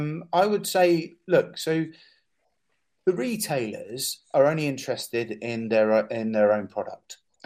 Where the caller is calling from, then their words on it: Edinburgh, Scotland, United Kingdom; And I'm actually talking from Edinburgh now because we're in conversation about running a pilot, and that pilot will be run here.